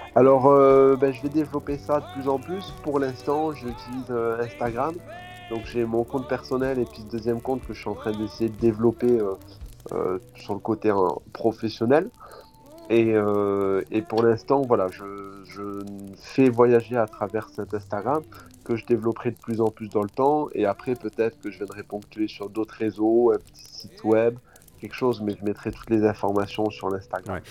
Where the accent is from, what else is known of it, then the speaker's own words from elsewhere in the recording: Tarbes, Occitania, France; moved away as an adult; also born or lived in Charente-Maritime / Pyrénées-Atlantiques / Toulouse / Switzerland; now in Norway; d'origine, je suis dans en Charente-Maritime. Après, j'ai grandi à Tarbes les Hautes-Pyrénées